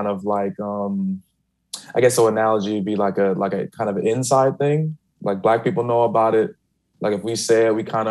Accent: Chicago, Illinois, United States; I'm from Chicago, black people from Chicago talk with a little bit more of a slur

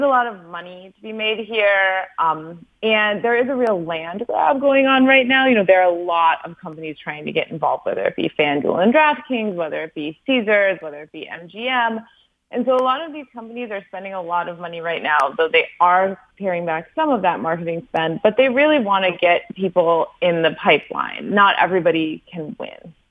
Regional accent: Wisconsin, United States; I'm from Wisconsin

